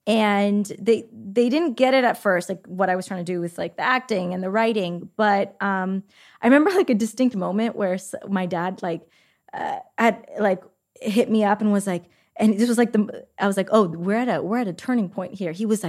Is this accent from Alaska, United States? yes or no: no; California, United States; I grew up in the Bay.